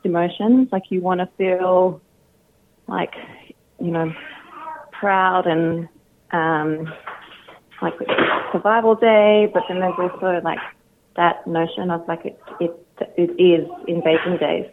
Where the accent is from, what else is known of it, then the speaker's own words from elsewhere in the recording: Sydney, New South Wales, Australia; moved away; I'm originally from Sydney, so I do miss Sydney mob